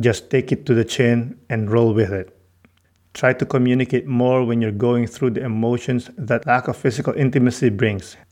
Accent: Philippines; moved away; Growing up in the Philippines

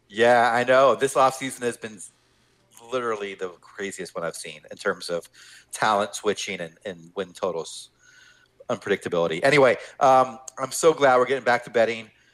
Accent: Pittsburgh, Pennsylvania, United States; moved away; I'm actually from the Pittsburgh area.

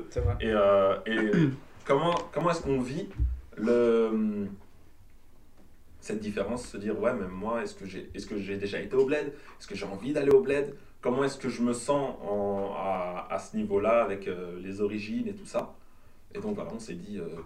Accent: Belgium; on est belge, en tout cas dans les papiers, nationalité belge, mais on a une double nationalité, une double culture.

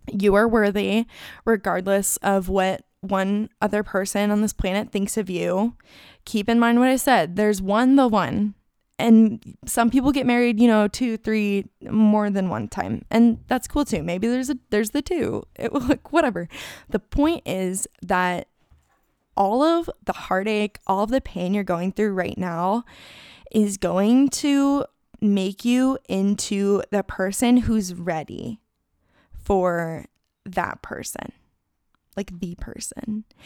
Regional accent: Phoenix, Arizona, United States; moved away as an adult; also born or lived in Tucson, Arizona / Thousand Oaks, California; now in North Carolina, United States; I grew up in Phoenix

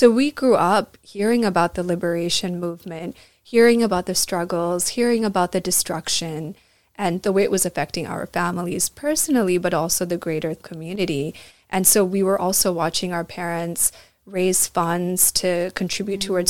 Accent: Lancaster, United States; first language Tamil; now in Australia; while we were growing up in Lancaster

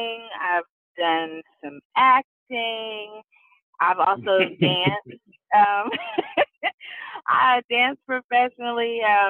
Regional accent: Pittsburg, California, United States; now in Los Angeles, United States; I'm originally from Pittsburgh, California, which is better known as the Bay Area.

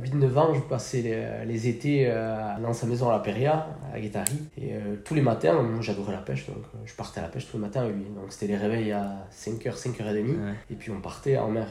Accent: Bidart, Nouvelle-Aquitaine, France; natif de Bidart. J'ai grandi à Bidart, euh, j'ai passé toute ma jeunesse à Bidart

